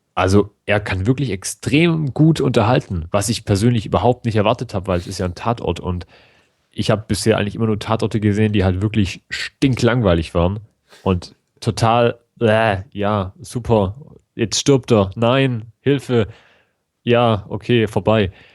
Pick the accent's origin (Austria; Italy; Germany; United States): Germany; bei uns in Deutschland